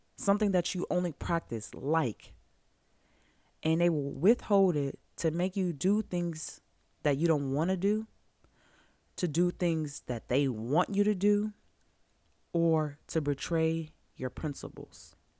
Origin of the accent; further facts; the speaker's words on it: Georgia, United States; growing up in Georgia in the nineties, in the two thousands